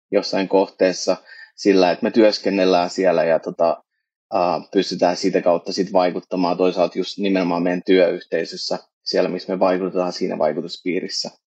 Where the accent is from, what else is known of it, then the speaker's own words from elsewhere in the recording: Canada; now in Finland; mä oon itse kasvan-, syntyneeni kasvanut Kanadassa siirtolaisperheessä, niin kun mä tulin Suomeen